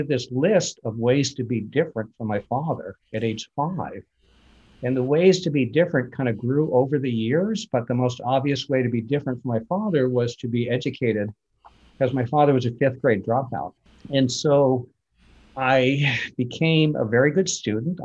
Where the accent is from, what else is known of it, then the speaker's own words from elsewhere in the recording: Vermont, United States; grew up in Vermont